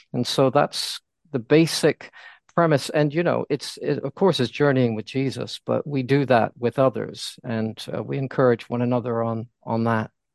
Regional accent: United States; moved away as an adult; now in London, United Kingdom; I am American, although my wife is uh, English and we moved here in 1988

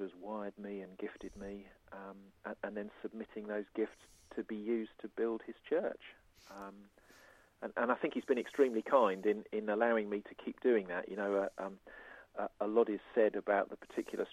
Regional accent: Surrey, South East England, United Kingdom; now in Isle of Wight, United Kingdom; I was brought up in Surrey.

